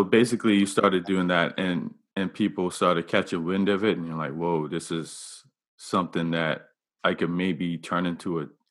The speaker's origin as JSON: {"language": "English", "region": "Devonshire Parish", "country": "Bermuda", "said": "I'm from Devonshire"}